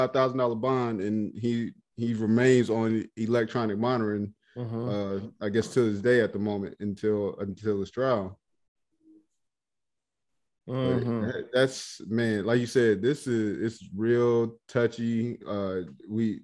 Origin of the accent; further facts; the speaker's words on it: Alabama, United States; growing up in Alabama